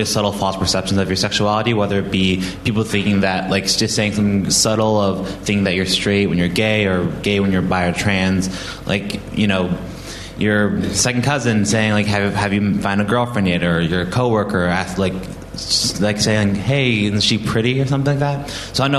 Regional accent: United States; moved away as an adult; I'm studying abroad here. I'm originally from the United States.

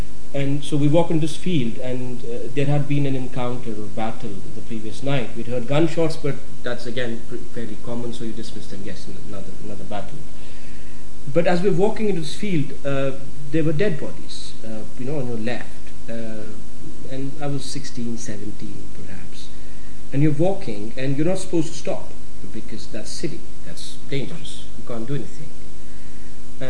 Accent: Srinagar, Jammu and Kashmir, India; moved away; also born or lived in Delhi; I grew up in Srinagar by the lovely Dal Lake

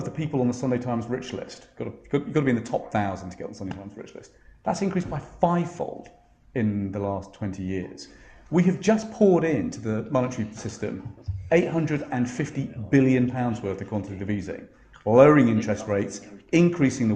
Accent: Essex, East of England, United Kingdom; I grew up in Essex

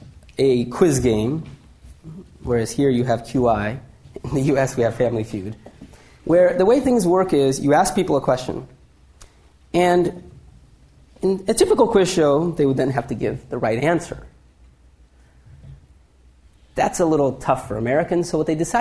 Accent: India; being Indian

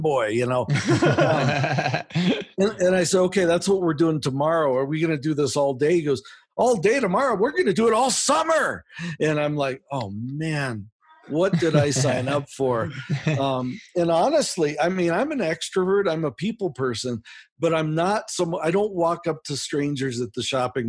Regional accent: United States; accent: American; I am from America

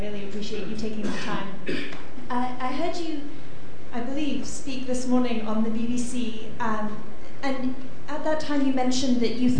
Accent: Canada; I'm a Canadian student doing an MSc in Development Management here.

